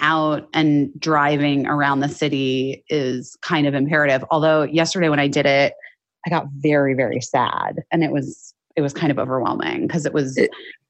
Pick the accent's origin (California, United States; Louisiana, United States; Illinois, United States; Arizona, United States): Arizona, United States; moved away as an adult; now in Los Angeles, United States; I grew up in Arizona and then I moved here when I was 18 for college.